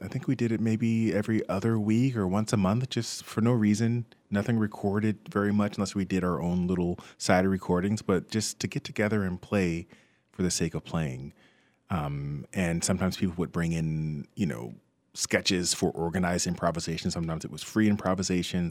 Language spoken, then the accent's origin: English; Westfield, New Jersey, United States; I grew up in Westfield, New Jersey